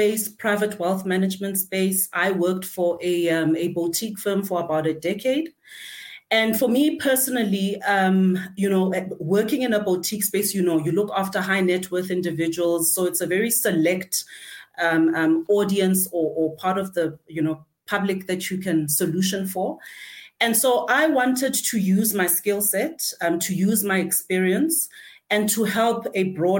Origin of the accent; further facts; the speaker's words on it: Gauteng, South Africa; I'm a thoroughbred, Gauteng born from Togoza